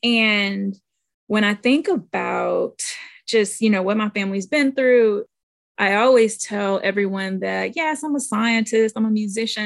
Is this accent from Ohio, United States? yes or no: no; St. Louis, Missouri, United States; I grew up in St. Louis, Missouri